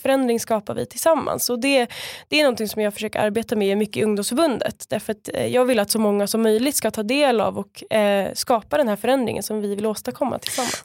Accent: Stockholm area, Stockholm County, Sweden; moved away as an adult; now in Skåne, Sweden; jag kommer ju från början från eh, Stockholmsområdet

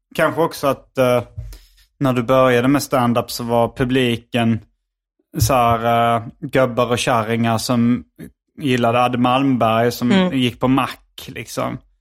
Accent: Hjärup, Skåne, Sweden; Hjärup där jag växte upp

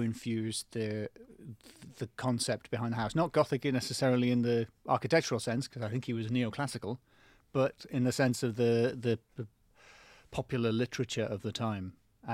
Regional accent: North East England, United Kingdom; now in London, United Kingdom; I'm not from London. I'm from the northeast of England

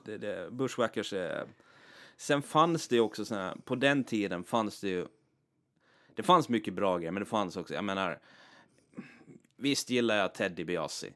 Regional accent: Åland Islands; inbiten ålänning

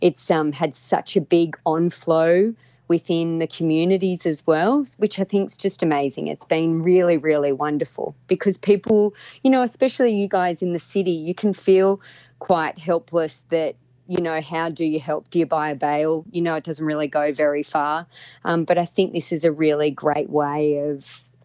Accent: Orange, New South Wales, Australia; also born or lived in Sydney; I grew up in Orange.

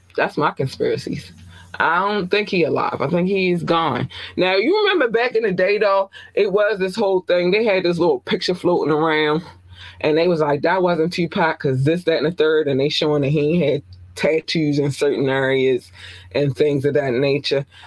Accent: Baltimore, Maryland, United States; I'm from Baltimore.

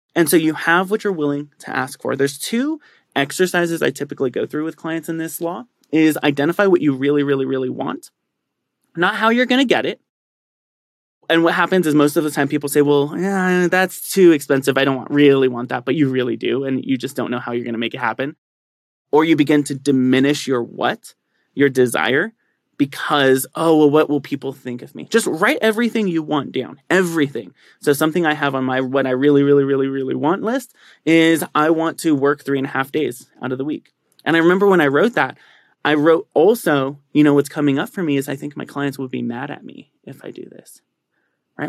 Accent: San Bernardino, California, United States; moved away as an adult; also born or lived in San Diego; now in Colorado Springs, United States; I actually grew up in San Bernardino, which is one of the most impoverished parts of Southern California

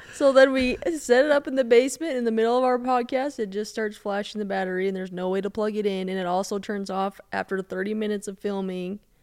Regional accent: Denver, Colorado, United States; I'm from Denver

